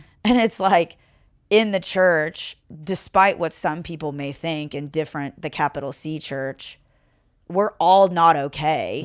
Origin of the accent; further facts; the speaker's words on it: Owensboro, Kentucky, United States; accent: Southern; moved away as an adult; also born or lived in Seattle / Renton; am originally from Owensboro, Kentucky. So Mm-hmm. Grew up there, went to high school there